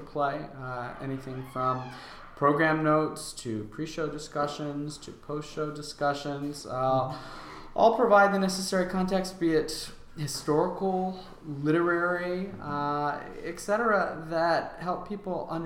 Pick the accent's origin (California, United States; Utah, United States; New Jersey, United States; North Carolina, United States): North Carolina, United States; Raleigh; also born or lived in Cambridge, Massachusetts; So I am a Raleigh native